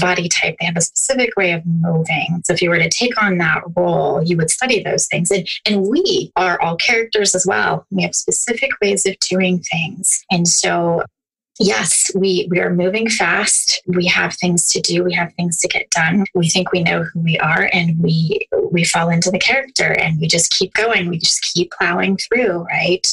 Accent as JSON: {"language": "English", "town": "Youngstown", "region": "Ohio", "country": "United States", "said": "I'm from the um, Youngstown Warren area"}